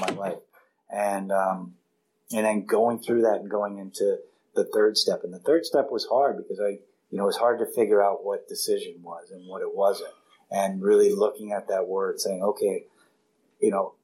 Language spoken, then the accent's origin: English; Washington, District of Columbia, United States; now in California, United States; I grew up in Washington, D.C., then I go to this little island, and then now I'm in California